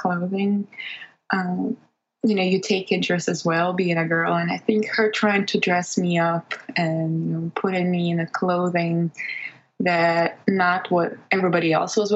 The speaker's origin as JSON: {"language": "English", "country": "Belarus", "tie": "born or raised there", "second_language": "English", "moved": "yes", "said": "back in my home country where I was born and grew up, Belarus"}